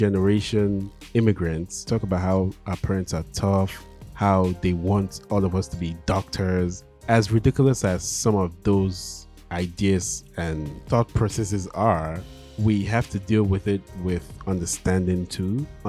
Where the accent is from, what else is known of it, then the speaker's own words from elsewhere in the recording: Nigeria; We make jokes saying one of the best gifts your parents can give you as a Nigerian kid is to give you make you a citizen of a country like the US or the UK, right?